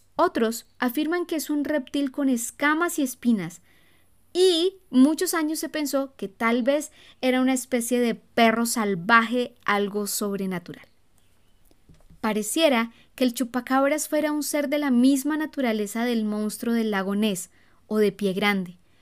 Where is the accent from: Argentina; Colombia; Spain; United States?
Colombia; cuando yo era niña recuerdo que repetidas veces salían en las noticias avistamientos del chupacabras. Aquí en Colombia